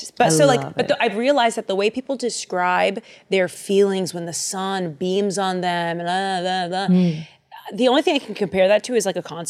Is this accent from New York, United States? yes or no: no; Boston, Massachusetts, United States; But I'm from Boston.